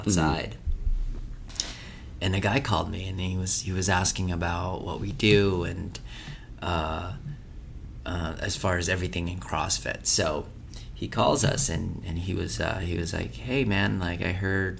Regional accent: Philippines; I was raised in Philippines.

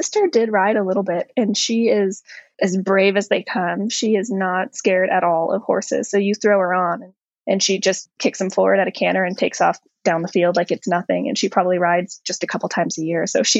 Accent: Ocean Reef, Florida, United States; I was born in Florida. And I went to, you know, preschool and early years of elementary school in Florida in a little community called Ocean Reef.

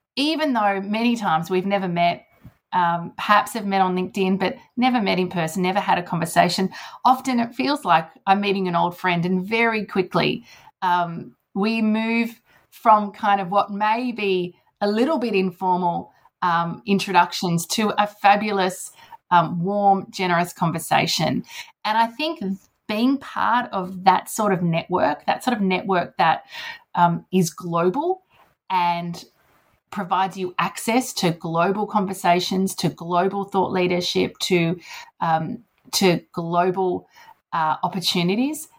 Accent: Sydney, New South Wales, Australia; Sydney is my home home. New South Wales, my home state.

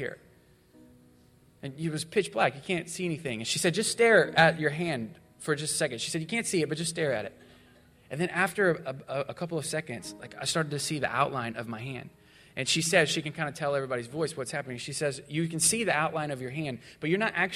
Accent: Missouri, United States; I grew up in Missouri

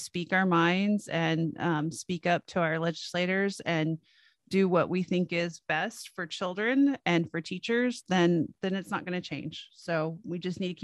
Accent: Texas, United States; as a Texan

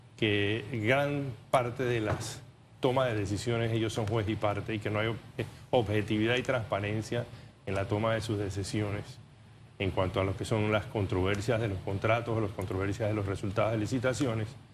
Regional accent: Panama

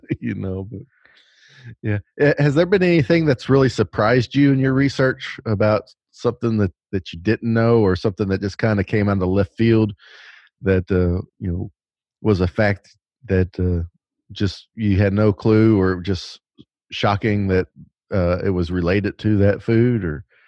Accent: the South, United States; I'm basically from the South

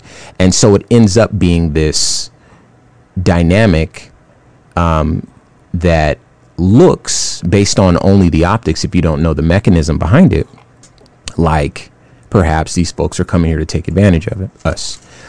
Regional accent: Los Angeles, California, United States; I'm from Los Angeles, and those were the sorts of people I would interact with, Chinese and Korean folks. When I was growing up, everybody, there's all types of Asian folks in California, but those are the folks I remember.

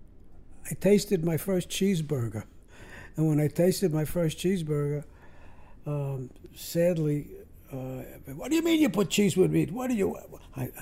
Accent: New York City, New York, United States; I was raised in Brooklyn, New York, and I went to Hebrew school

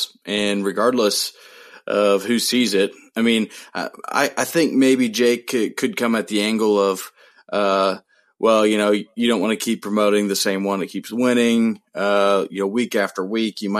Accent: Midwest, United States; We might be a couple Midwest boys

